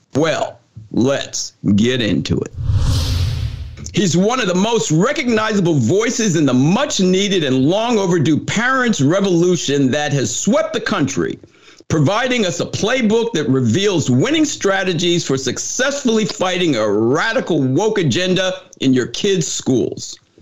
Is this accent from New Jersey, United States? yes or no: yes; New Jersey, United States; moved away; I took a job back in uh, in New Jersey. I'm from New Jersey